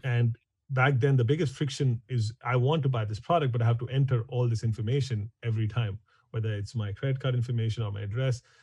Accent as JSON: {"language": "English", "town": "New Delhi", "region": "Delhi", "country": "India", "tie": "born or raised there", "moved": "as an adult", "lives_now": "San Francisco, United States", "said": "I grew up in India, in New Delhi."}